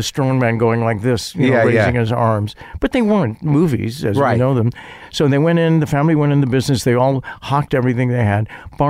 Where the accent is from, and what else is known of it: Chicago, Illinois, United States